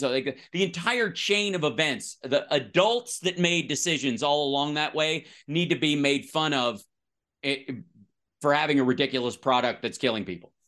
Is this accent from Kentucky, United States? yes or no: yes; Kentucky, United States; now in Los Angeles, United States; I grew up in the South, one road, 46 people